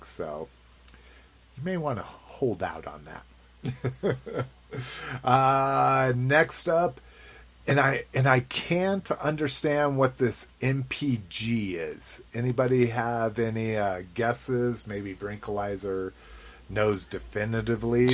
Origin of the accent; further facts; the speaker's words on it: United States; as an American